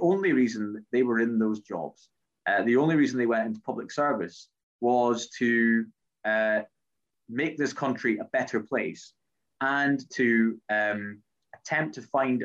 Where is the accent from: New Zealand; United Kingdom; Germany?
United Kingdom; Scotland; I am Scottish